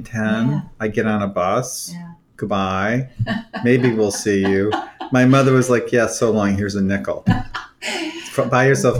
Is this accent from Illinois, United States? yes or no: no; Toledo, Ohio, United States; moved away as an adult; also born or lived in Davis, California / Cleveland, Ohio / New York City; I actually was raised in Ohio. I was born in Davis, California.